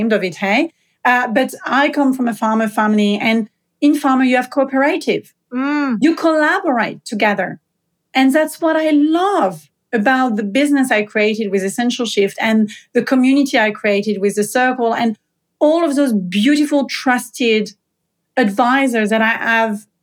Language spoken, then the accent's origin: English; south of France, France; moved away; I come from a very small village in the south of France